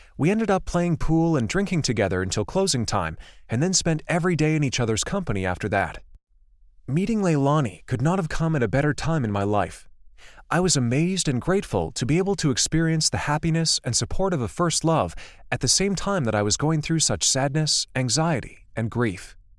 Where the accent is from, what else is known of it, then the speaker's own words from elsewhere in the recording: Livermore, California, United States; also born or lived in Santa Cruz; At nineteen, I decided that it was time to finally leave my hometown of Livermore